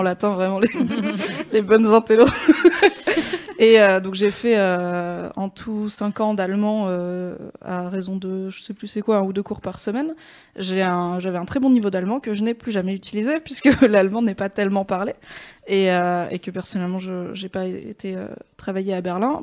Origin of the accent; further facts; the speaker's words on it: Alsace, Grand Est, France; ma mère est marocaine et euh, mon père est alsacien. Et du coup, euh, je suis née en Alsace